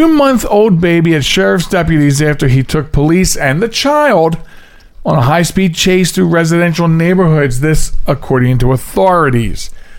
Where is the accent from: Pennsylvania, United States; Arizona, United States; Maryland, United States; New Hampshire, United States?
Pennsylvania, United States; It might be the water. I'm from Delco.